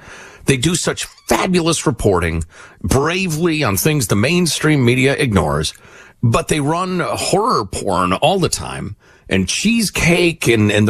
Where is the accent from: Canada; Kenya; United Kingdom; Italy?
Italy; born there; when my father was serving the United States of America in the military, I was born in Italy.